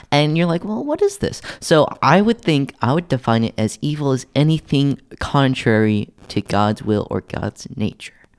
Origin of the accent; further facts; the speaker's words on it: Tulsa, Oklahoma, United States; moved away; my hometown of Tulsa, Oklahoma